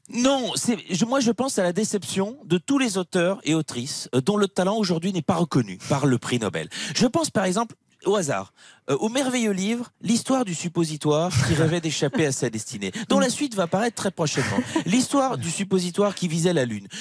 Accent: Belgium; je suis belge

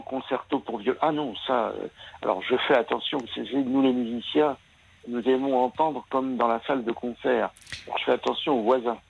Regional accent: France; la pratique musicale des jeunes chez nous en France

